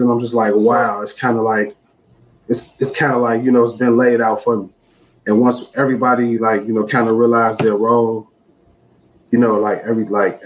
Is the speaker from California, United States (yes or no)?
no; Chicago, Illinois, United States; I'm from Chicago. I stayed on the block Dante, and all of my friends stayed on the next block over, which was Harper